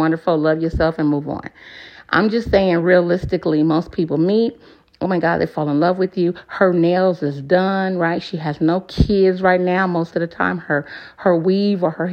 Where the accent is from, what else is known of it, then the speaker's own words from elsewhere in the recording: West Coast, United States; now in Moyock, United States; I'm from the West Coast